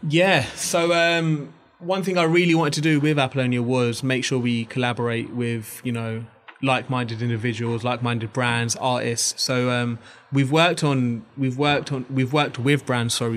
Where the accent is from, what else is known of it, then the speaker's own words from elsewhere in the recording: Bangladesh; I'm actually from Bangladesh.